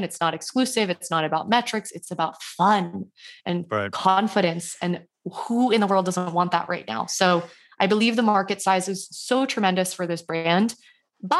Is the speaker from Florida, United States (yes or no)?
yes; Miami, Florida, United States; growing up in Miami